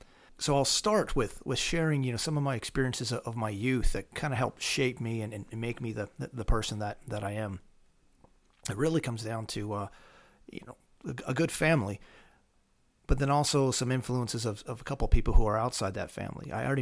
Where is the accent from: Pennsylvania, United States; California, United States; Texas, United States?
Pennsylvania, United States; Well, I grew up here in Pennsylvania. I grew up in southern Lancaster County.